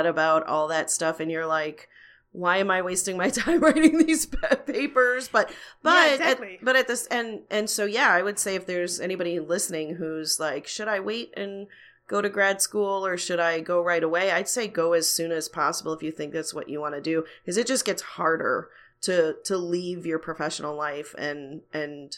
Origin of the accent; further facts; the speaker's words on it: outside of Chicago, Illinois, United States; moved away as an adult; also born or lived in Los Angeles; I grew up outside of Chicago